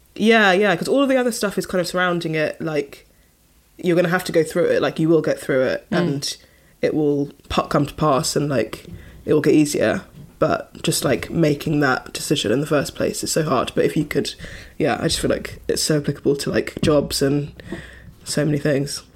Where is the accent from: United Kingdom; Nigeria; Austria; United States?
United Kingdom; London; I was from London and my parents lived in London